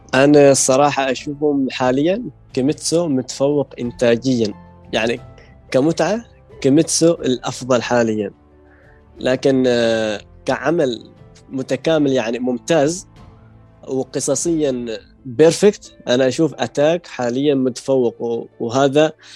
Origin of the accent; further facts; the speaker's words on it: Oman; من سلطنة